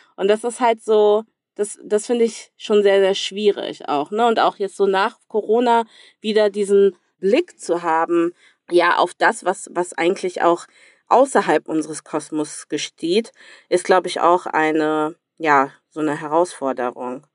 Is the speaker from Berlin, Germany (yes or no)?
no; Cologne, North Rhine-Westphalia, Germany; accent: Rhenish; moved away as an adult; also born or lived in Democratic Republic of the Congo; da bin ich auch einfach irgendwie für immer Kölnerin tatsächlich, auch wenn ich ja jetzt seit drei Jahren nicht mehr in Köln lebe